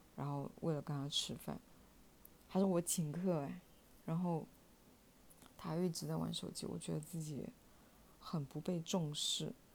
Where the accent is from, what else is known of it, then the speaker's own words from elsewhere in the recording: Shenzhen, Guangdong, China; 他跟我一样都是在深圳长大的，基本上朋友都在深圳